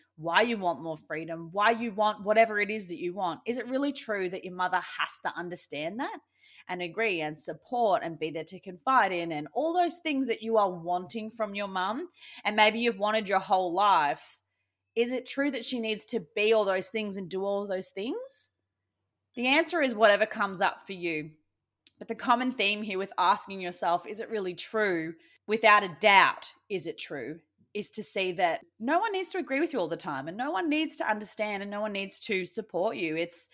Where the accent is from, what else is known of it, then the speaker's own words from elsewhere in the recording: Australia; me being an Aussie